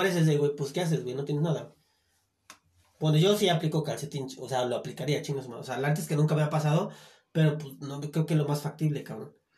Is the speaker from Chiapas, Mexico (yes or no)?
yes; Chiapas, Mexico; En mi tierra, Chiapas